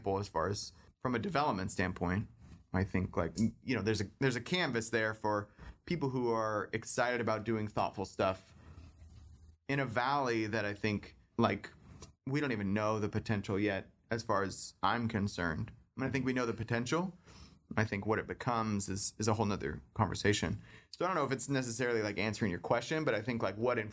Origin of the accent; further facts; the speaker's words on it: Livermore, California, United States; growing up in Livermore